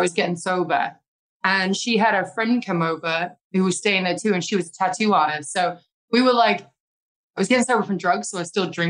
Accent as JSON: {"language": "English", "country": "United Kingdom", "moved": "yes", "said": "my home country, my family can come along"}